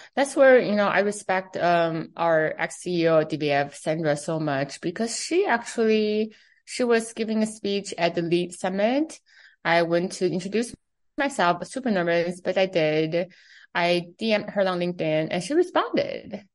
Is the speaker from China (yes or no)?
yes; Beijing, China; first language Chinese; English is a second language; also born or lived in New York City; now in United States; I'm from China, right? I grew up in Beijing